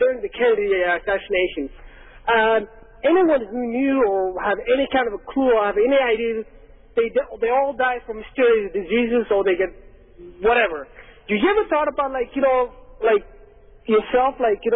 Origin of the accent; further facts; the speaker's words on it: Somalia; moved away; I'm from Somalia